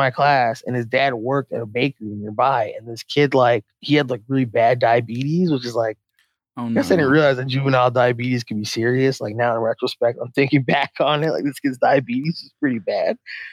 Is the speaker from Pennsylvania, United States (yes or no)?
yes; Philadelphia, Pennsylvania, United States; also born or lived in Long Island; now in Nashville, United States; So Philly originally, and currently reside in Nashville.